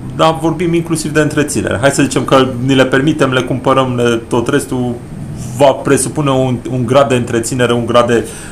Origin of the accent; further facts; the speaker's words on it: Brașov, Brașov County, Romania; am copilărit pe Codul mi am făcut școala generală 24, am traversat Aurel Vlai cu zilnic în anii 90, 91, 92, 93, 94